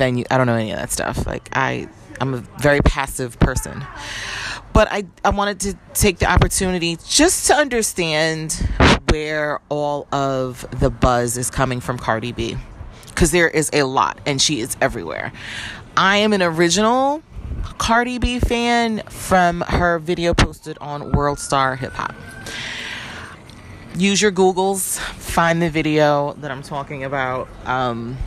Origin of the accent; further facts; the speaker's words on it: New York City, New York, United States; moved away; I don't live in New York anymore, by the way, but I am a New Yorker